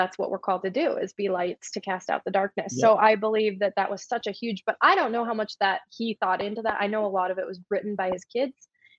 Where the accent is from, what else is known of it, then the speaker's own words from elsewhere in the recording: Michigan, United States; We're both originally from Michigan, not too far from each other. And we had both moved to the same part in California.